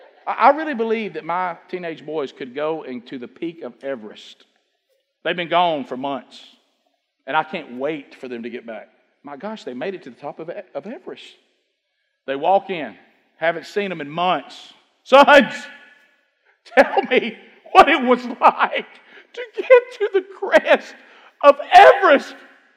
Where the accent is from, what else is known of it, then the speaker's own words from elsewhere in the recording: Oxford, Alabama, United States; You know, we came from Oxford. You know, everybody know about Oxford? Alabama?